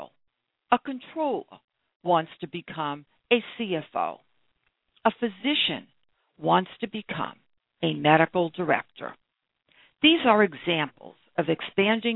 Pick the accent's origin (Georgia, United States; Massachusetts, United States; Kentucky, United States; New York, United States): Massachusetts, United States; Brookline; I grew up in Brookline, Massachusetts, a few blocks away from the birthplace of John F. Kennedy